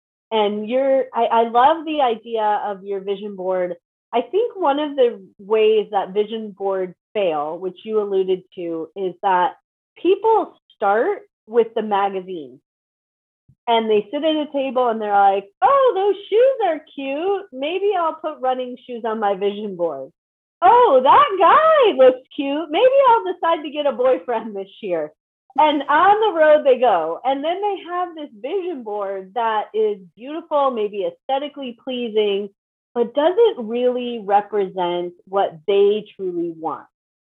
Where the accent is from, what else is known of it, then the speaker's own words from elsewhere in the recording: Chicago, Illinois, United States; Chicago, so I can relate, and I don't live in Chicago anymore for that reason.